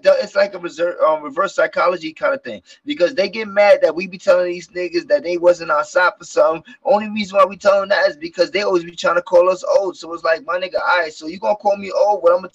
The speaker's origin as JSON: {"language": "English", "town": "New York City", "region": "New York", "country": "United States", "said": "I'm from New York too, bro."}